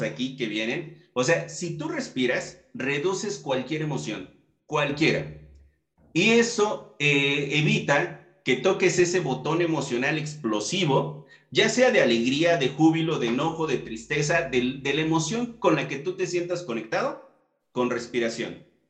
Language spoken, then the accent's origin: Spanish; Mexico; con toda nuestra comitiva mexicana, pues sabemos cómo, somos los mexicanos